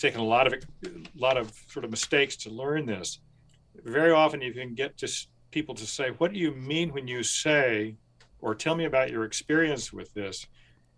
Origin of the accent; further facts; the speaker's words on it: rural Kentucky, United States; growing up in rural Kentucky